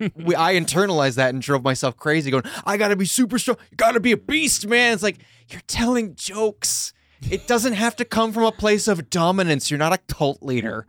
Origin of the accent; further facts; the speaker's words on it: Long Island, New York, United States; we grew up together on Long Island